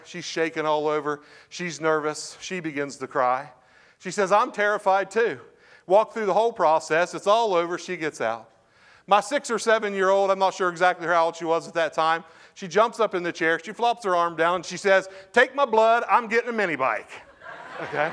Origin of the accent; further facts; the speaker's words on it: Parkersburg, West Virginia, United States; also born or lived in Lubeck, West Virginia; I grew up in Parkersburg, grew up in Lubeck